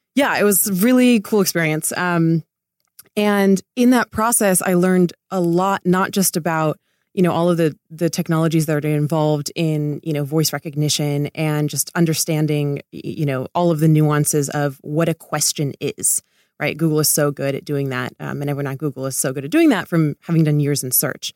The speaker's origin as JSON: {"language": "English", "town": "Laguna Beach", "region": "California", "country": "United States", "tie": "born or raised there", "said": "I grew up in Laguna Beach"}